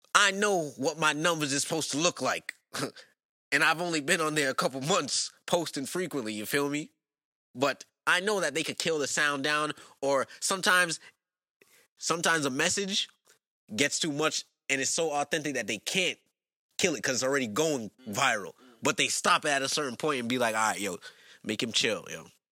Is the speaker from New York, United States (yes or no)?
yes; New York, United States; growing up in New York, public school system